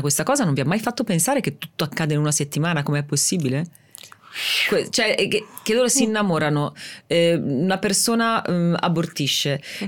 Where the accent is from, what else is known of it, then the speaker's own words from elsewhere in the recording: Rimini, Emilia-Romagna, Italy; sono di Rimini